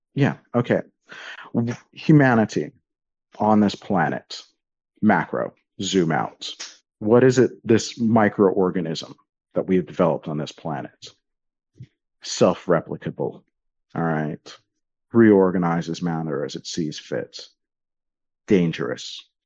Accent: Miami, Florida, United States; when I grew up in Miami.

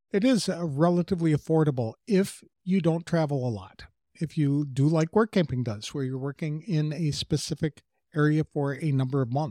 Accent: Ohio, United States; moved away as an adult; I'm from Ohio right in the middle of the Buckeye State.

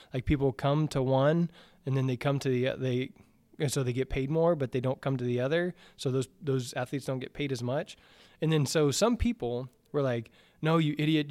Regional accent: the South, United States; I grew up in the South

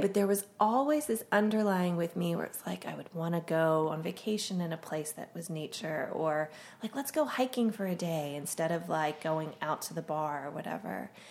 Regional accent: Pennsylvania, United States; I grew up in Pennsylvania

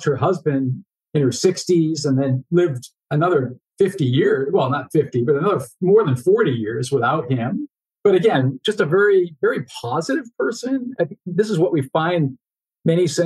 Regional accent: Foxborough, Massachusetts, United States; moved away; still living in the house I grew up in Foxborough, Massachusetts

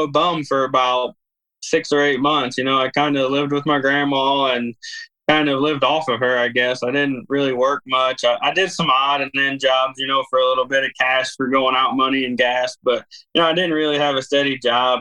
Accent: Bowling Green, Missouri, United States; I grew up in Bowling Green, Missouri. So we're just a small rural area

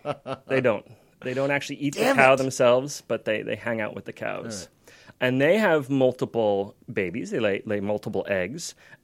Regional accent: Philadelphia, Pennsylvania, United States; moved away; My hometown from the United States, Philadelphia.

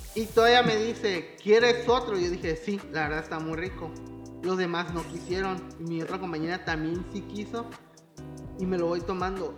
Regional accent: Veracruz, Mexico; soy de Veracruz.

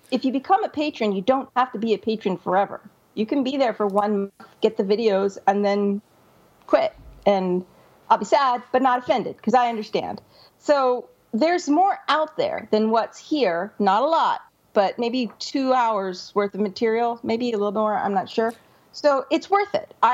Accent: Scotland, United Kingdom; being a Scotsman, I hate wasting money more

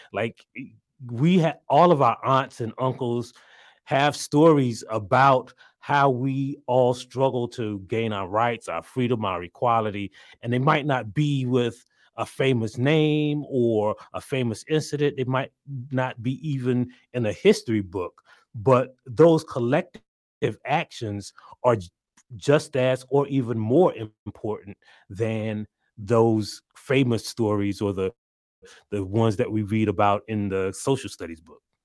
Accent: South Carolina, United States; I'm from South Carolina

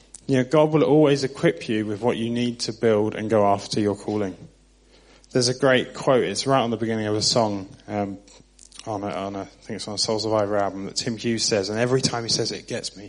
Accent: Southampton, South East England, United Kingdom; moved away; I'm from Southampton on the South Coast.

